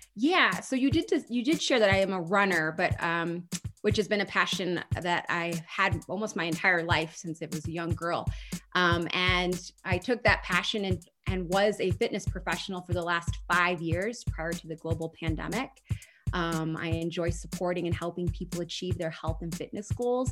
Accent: Holland, Michigan, United States; moved away; also born or lived in New York City / Chicago; my hometown in Michigan, Holland, Michigan

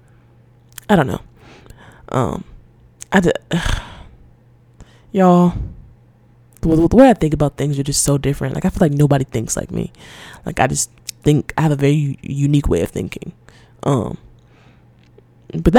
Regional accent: Atlanta, Georgia, United States; I grew up in Atlanta. Well, in Georgia

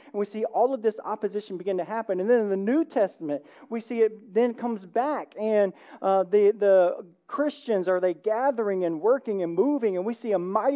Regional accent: the South, United States; accent: southern; Did you hear my southern accent?

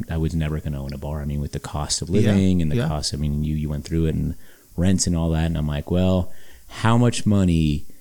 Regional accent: Los Angeles, California, United States; born and raised in Hollywood

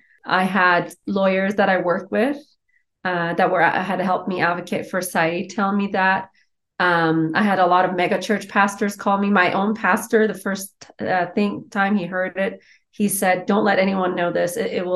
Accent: Iran; English is a second language; now in United States; As I write in my book, my mom was in the Iranian military. Her job, soon after I was born, the Islamic Revolution happened

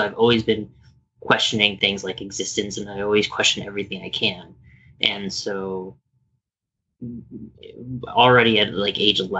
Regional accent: Landstuhl, Rhineland-Palatinate, Germany; born there; Yes. So I was born in Landstuhl, Germany. Yep, I was raised Catholic.

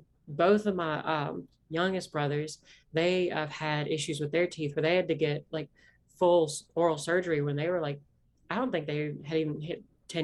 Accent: Appalachia, United States; accent: Appalachian; My accent is not that, deep South accent. It's an Appalachian accent.

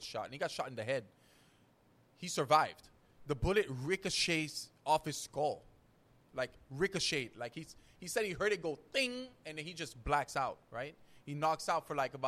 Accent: Haiti; moved away as an adult; now in United States; growing up in Haiti with family businesses

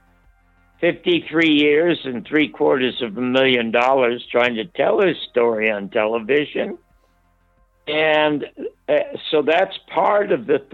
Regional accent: Toronto, Ontario, Canada; moved away as an adult; now in United States; I was born in the Salvation Army Charity Ward in Toronto in 1933

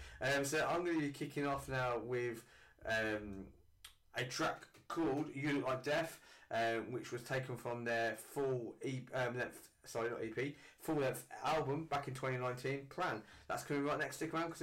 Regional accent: Northampton, East Midlands, United Kingdom; my hometown of Northampton.

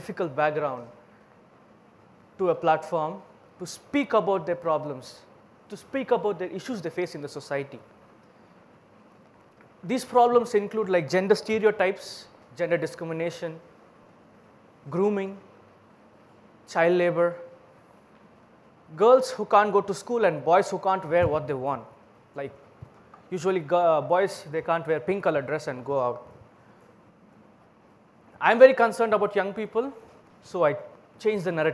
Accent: Bangalore, Karnataka, India; English is a second language; I'm from Bangalore, India

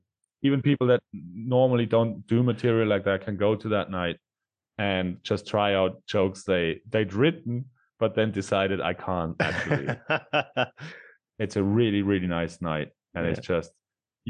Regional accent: Austria; first language German; English is a second language; moved away as an adult; I'm from Austria and I grew up speaking. I have a very, very heavy dialect.

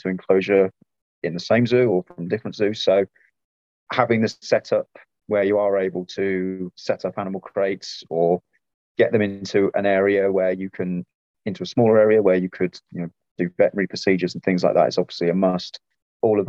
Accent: Midlands, United Kingdom; moved away as an adult; also born or lived in Wiltshire; now in Kent, United Kingdom; I grew up in the Midlands.

